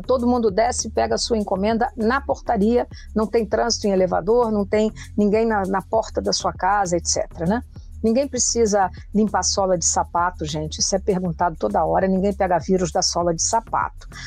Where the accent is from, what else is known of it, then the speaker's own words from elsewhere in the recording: Brazil; como brasileira